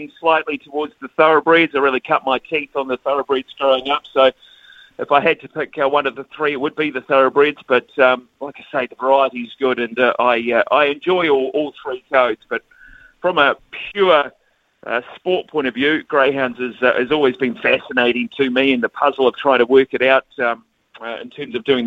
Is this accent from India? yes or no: no; Palmerston North, Manawatū-Whanganui, New Zealand; growing up in Palmerston North